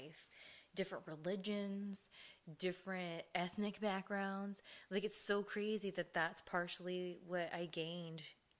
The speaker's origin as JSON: {"language": "English", "town": "Ontario", "region": "California", "country": "United States", "tie": "born or raised there", "said": "even though, yeah, I am from SoCal, again, we grew up in Ontario in the Chino area."}